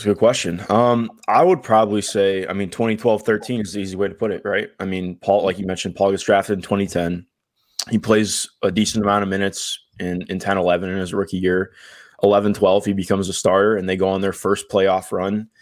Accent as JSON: {"language": "English", "town": "Cleveland", "region": "Ohio", "country": "United States", "tie": "born or raised there", "said": "I grew up in Cleveland"}